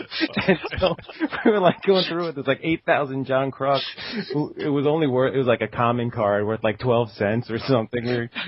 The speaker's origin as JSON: {"language": "English", "area": "Long Island", "region": "New York", "country": "United States", "tie": "born or raised there", "said": "I grew up on Long Island, New York"}